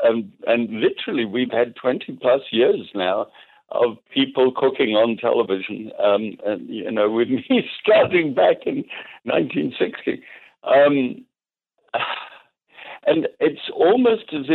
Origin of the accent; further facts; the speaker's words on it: Scotland, United Kingdom; now in United States; I'm a Scot.